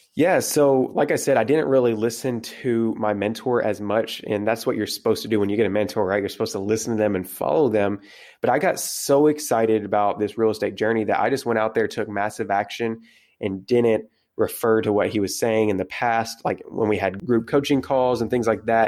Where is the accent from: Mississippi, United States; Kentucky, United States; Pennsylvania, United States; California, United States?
Kentucky, United States; South Central; I am from South Central Kentucky, way out in the middle of nowhere.